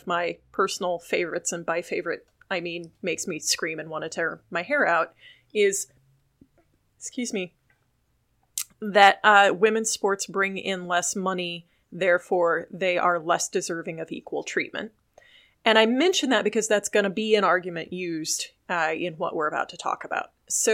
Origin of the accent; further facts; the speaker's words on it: Illinois, United States; growing up in Illinois